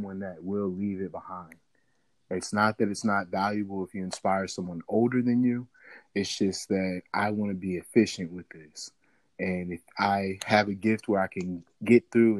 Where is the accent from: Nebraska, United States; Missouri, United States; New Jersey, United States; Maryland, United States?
Missouri, United States; St. Louis; now in Washington, D.C., United States; I'm originally from St. Louis, Missouri